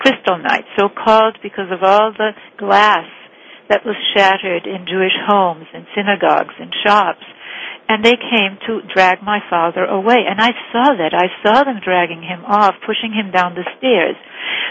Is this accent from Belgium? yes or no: no; Cuba; also born or lived in Vienna, Austria; growing up in Cuba in poverty